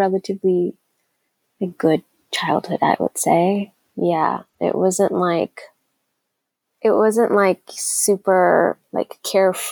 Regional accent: Arlington, Texas, United States; moved away as an adult; now in Nairobi, Kenya; when I was 10, my family and I moved to Arlington, Texas

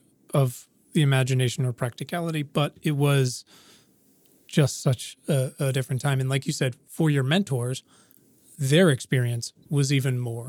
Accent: Williamsburg, Virginia, United States; I'm a cis white man, but I, you know, growing up in Virginia, which I love, was complicated even where I am now, which is where I was raised in Williamsburg.

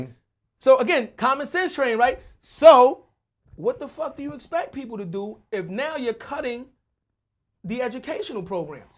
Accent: New York City, New York, United States; We from the Bronx.

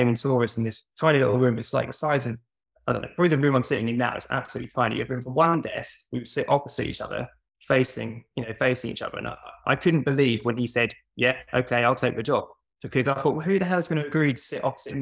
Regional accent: Norwich, East of England, United Kingdom; also born or lived in Portsmouth; I wanted to move back to Norwich. I'm from Norwich

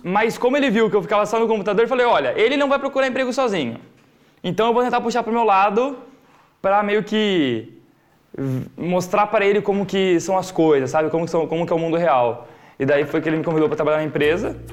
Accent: Joinville, Santa Catarina, Brazil; Eu nasci e cresci em Joinville

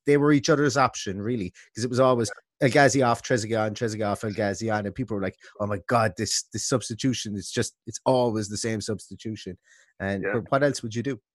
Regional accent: Limerick, Munster, Ireland; I'm from Limerick

